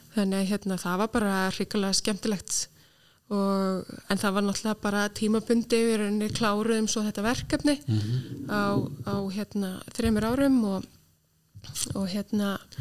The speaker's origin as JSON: {"language": "Icelandic", "town": "Reykjavík", "region": "Capital Region", "country": "Iceland", "tie": "born or raised there", "also_born_or_lived": "United Kingdom", "moved": "as an adult", "said": "ég er alveg vestubæðingur í sko húð og hár og mikill káringur"}